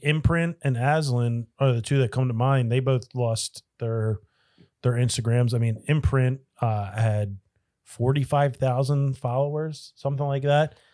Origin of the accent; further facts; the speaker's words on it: Delaware County, Pennsylvania, United States; moved away; I am from Delco, originally